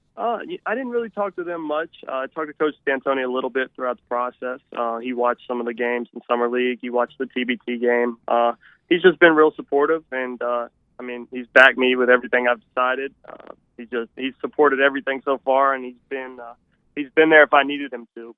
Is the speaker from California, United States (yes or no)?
no; Charleston, West Virginia, United States; also born or lived in Huntington, West Virginia; growing up in Charleston, growing up in Huntington